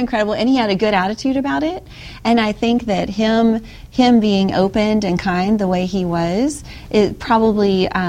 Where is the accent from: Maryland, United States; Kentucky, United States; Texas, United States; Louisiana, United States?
Louisiana, United States; I'm from Louisiana